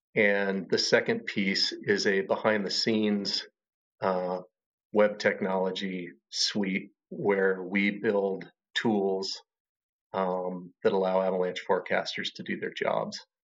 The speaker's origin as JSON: {"language": "English", "town": "Lander", "region": "Wyoming", "country": "United States", "tie": "born or raised there", "also_born_or_lived": "Washington / Montana", "moved": "as an adult", "lives_now": "Bellingham, United States", "said": "I grew up in Wyoming and we hunted a lot"}